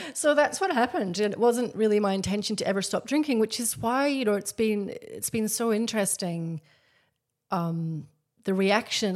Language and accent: English; Scotland, United Kingdom; now in Australia; I grew up in Scotland. Very big drinking culture. I live in Australia.